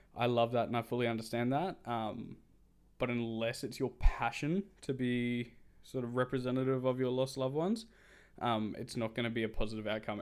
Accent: Australia; I'm Australian

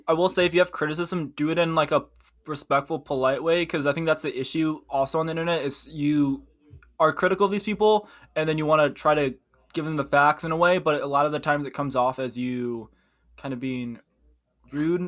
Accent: Midwest, United States; also born or lived in Korea; We were raised by white parents, and we grew up in the Midwest, which is predominantly white

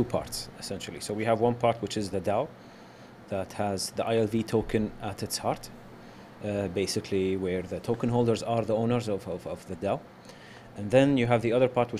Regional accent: Kuwait; I'm from Kuwait, and I've been a gamer all my life. Being from Kuwait, you know, it's a bit hard to get into the game industry

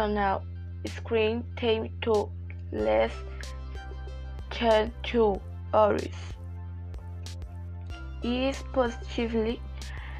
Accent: Brazil; I am from Brazil

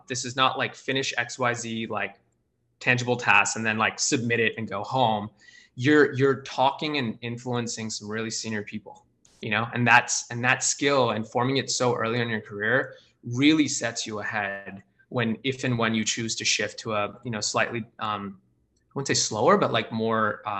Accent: India; also born or lived in Australia; I grew up in India and Australia for the first 10 years of my life.

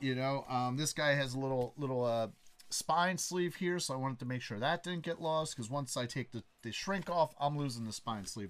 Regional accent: Philadelphia, Pennsylvania, United States; moved away as an adult; now in Bensalem, United States; I was born in Philadelphia, grew up in Philadelphia, did not live outside of Philadelphia until I moved in with Katie, which was four years ago, and that was just in Ben Salem

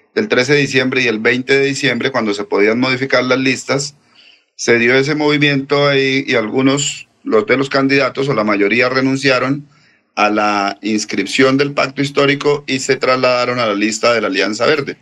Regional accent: Puente Nacional, Santander, Colombia; nosotros somos de Puente Nacional

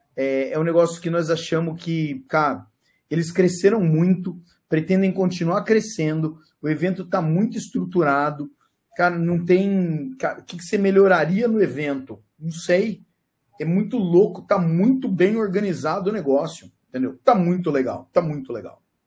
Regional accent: Brazil; nós somos brasileiro

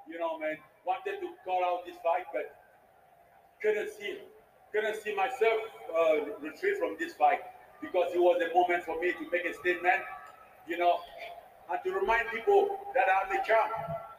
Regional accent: Cameroon; moved away; my friends all around the world, you know, basically in Cameroon, my home country.

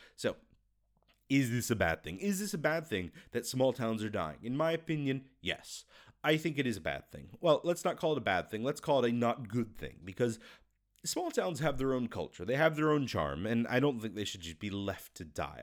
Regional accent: United States; moved away as an adult; now in Russia; I'm American

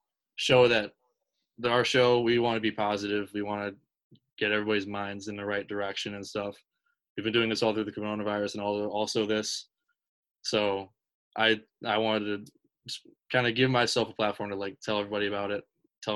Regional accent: Minnesota, United States; moved away; I'm from Minnesota and I have family in Minneapolis

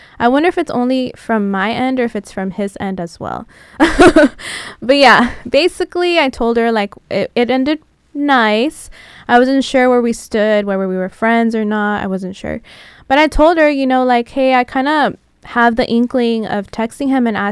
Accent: San Diego, California, United States; now in Los Angeles, United States; I am a transplant, I'm originally from San Diego

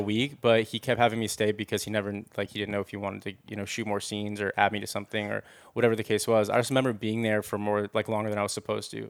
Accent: Los Angeles, California, United States; I grew up in the Valley

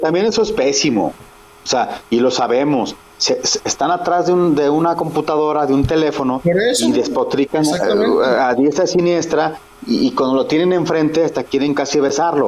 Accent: Mexico; como somos mexicanos

